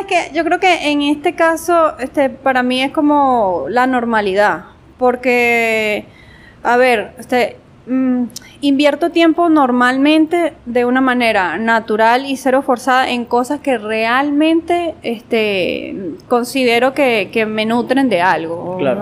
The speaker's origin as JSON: {"language": "Spanish", "town": "Guanare", "region": "Portuguesa", "country": "Venezuela", "tie": "born or raised there", "also_born_or_lived": "Mérida, Venezuela / Barquisimeto, Venezuela", "said": "nací en Mérida, pero he llevado, como quien dice, eh, llevé esa niñez entre Guanare, Mérida y Barquisimeto"}